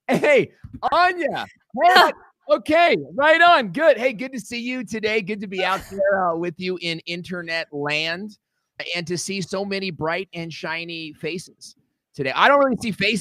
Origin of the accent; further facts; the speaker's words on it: Los Angeles, Irvine, California, United States; When I was 9 years old, we grew up in Los Angeles, California